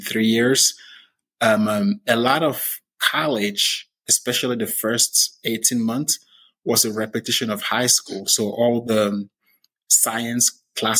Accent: Cameroon; moved away as an adult; now in United States; And we were six kids, and I'm originally from Cameroon

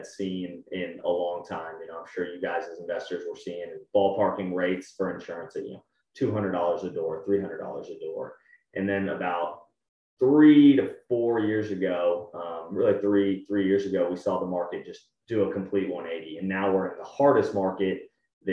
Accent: San Antonio, Texas, United States; also born or lived in Austin; I'm from San Antonio originally, went to UT Austin

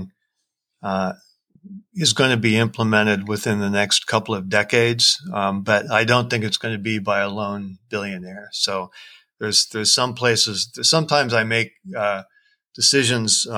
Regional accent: Seattle, Washington, United States; my hometown of Seattle

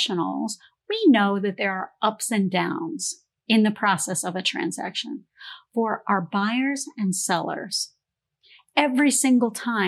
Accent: Canada; moved away; I grew up in Canada

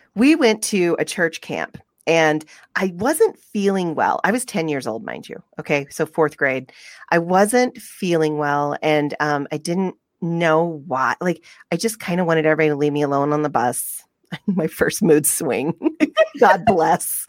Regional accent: the South, United States; now in Utah, United States; I'm from the South

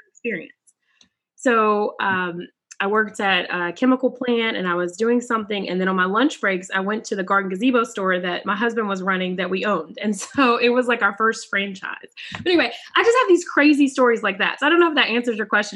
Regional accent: Charlotte, North Carolina, United States; I'm from Charlotte, North Carolina, and we had a minority achievement programs.

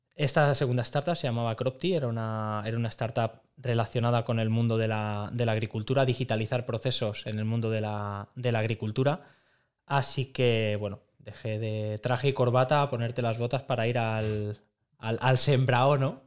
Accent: Madrid, Community of Madrid, Spain; now in Barcelona, Spain; Madrid, que es, de donde, que es de donde vengo

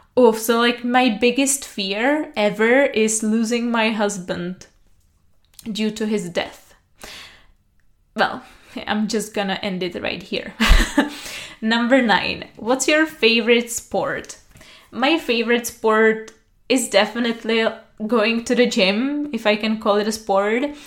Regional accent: Pilsen, Plzeň Region, Czechia; English is a second language; also born or lived in Prague; I was raised and born in Pilsen, and uh, it has always been my hometown

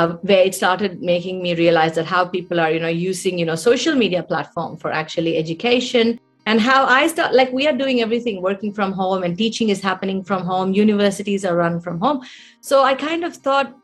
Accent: India; moved away as an adult; as a youngster growing up in India

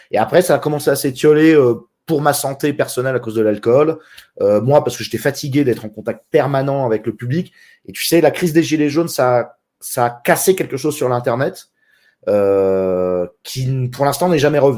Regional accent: France; moved away; parce que je suis expatrié, parce que je suis parti de France, du coup je suis un lâche et un franc-maçon.

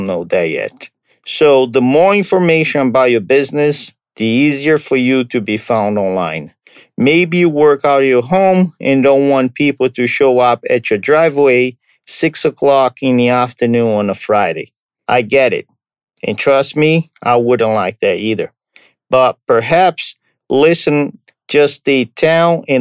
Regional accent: Brazil; moved away; I'm from Brazil

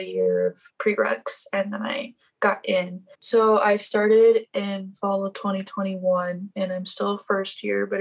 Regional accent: South Dakota, United States; I'm from South Dakota, which is, yes, people actually live here

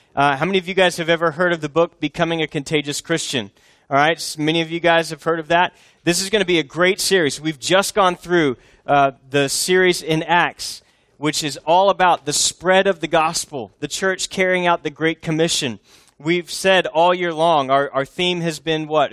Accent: Texas, United States; also born or lived in Boston area, Massachusetts; I was born in Texas, uh, lived here almost my whole life, all except for three years when I did foreign missions in the most foreign place of all, the Northeast, near Boston

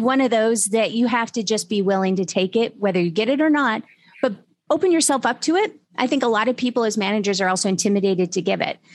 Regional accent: Utah, United States; moved away; I'm originally from Utah

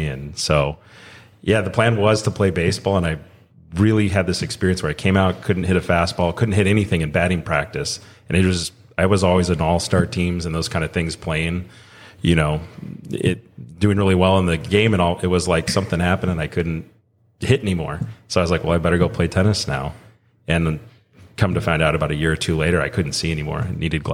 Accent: Orange County, Southern California, United States; now in Utah, United States; I grew up in Southern California, Orange County area

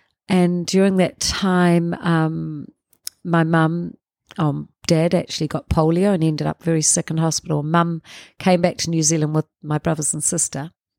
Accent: Cefalù, Sicily, Italy; born there; I was born in Sicily in a place called Cefalù.

